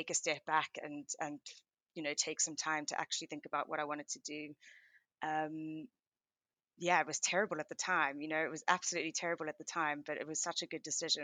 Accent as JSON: {"language": "English", "country": "South Africa", "tie": "born or raised there", "moved": "as an adult", "lives_now": "London, United Kingdom", "said": "I am originally South African, and I lived in South Africa right up till I moved to the UK for my MBA at University of Oxford in 2015."}